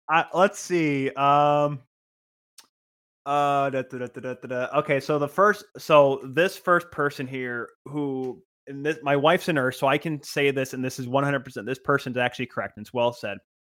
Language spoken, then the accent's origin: English; Grand Rapids, Michigan, United States; I am from Grand Rapids, living in Grand Rapids, have grown up watching the Grand Rapids Griffins